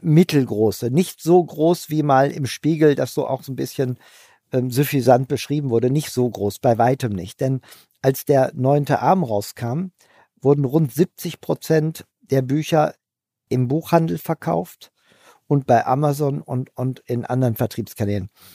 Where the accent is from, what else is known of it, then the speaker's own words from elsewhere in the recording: Hanover, Lower Saxony, Germany; ich bin Hannoveraner